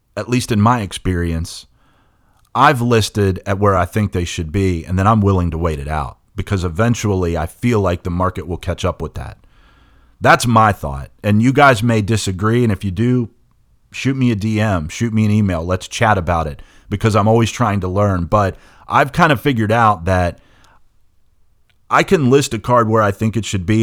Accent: West Virginia, United States; growing up in West Virginia informs everything that I do, everything that I am. It's it's being a West Virginian is is woven into my personal DNA.

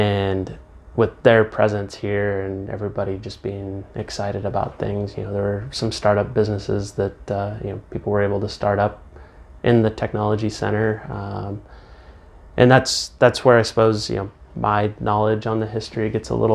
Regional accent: Phillips, Nebraska, United States; also born or lived in Omaha, Nebraska; now in Aurora, United States; I grew up in Phillips, and, you know, went to school in Aurora

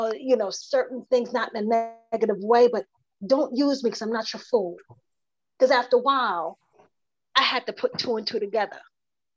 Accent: New Jersey, United States; also born or lived in South Carolina; My mother raised me up until I was 8 years old, until I moved from South Carolina to New Jersey to live with my grandmother

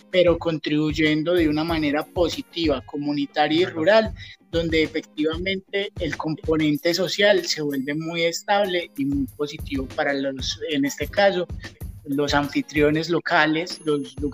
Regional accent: Norcasia, Caldas, Colombia; cuando a mí me preguntan, ¿vos de dónde venís? Lo primero que yo digo es, yo represento el municipio de Norcasia Caldas.

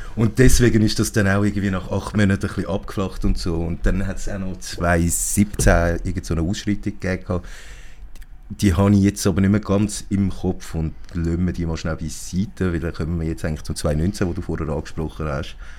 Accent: Zurich, Switzerland; Ich bin hier in Zürich geboren und aufgewachsen

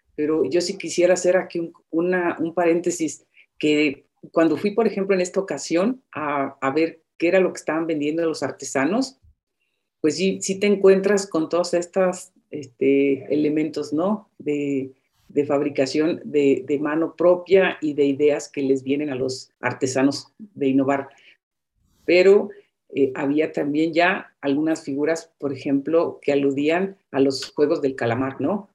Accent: Zacapu, Michoacán, Mexico; moved away; yo soy de, de Zacapu, Michoacán.

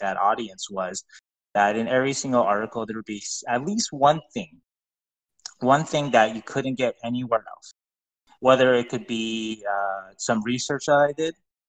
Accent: Las Vegas, Nevada, United States; I like to think that if I hadn't told everybody that I came from Vegas, I was a Kings fan

